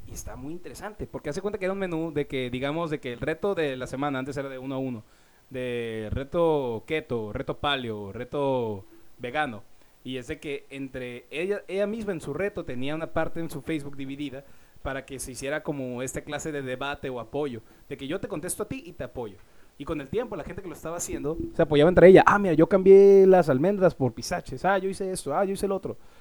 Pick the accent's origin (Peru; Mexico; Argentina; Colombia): Mexico; yo como mexicano